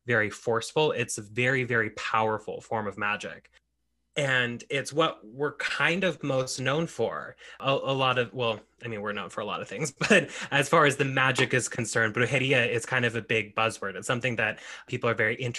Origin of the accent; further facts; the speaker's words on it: Oregon, United States; So I live in my home state of Oregon where I grew up, spent my whole life here